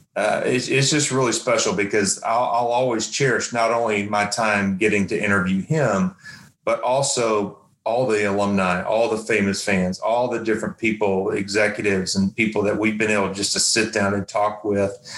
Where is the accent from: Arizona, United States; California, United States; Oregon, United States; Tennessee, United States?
Tennessee, United States; I grew up in Tennessee